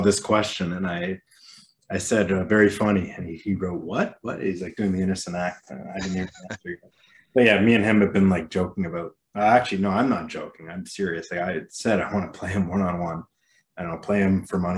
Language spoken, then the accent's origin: English; Canada; I'm Canadian